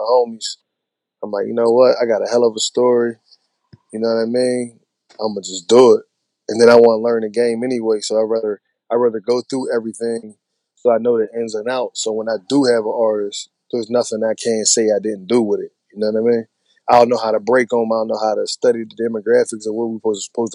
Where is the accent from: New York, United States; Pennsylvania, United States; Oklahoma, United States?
Pennsylvania, United States; Pittsburgh; I'm from Pittsburgh. I come from a hood called Lincoln Avenue. It's a small hood, but it's like a small shady hood on the east side of Pittsburgh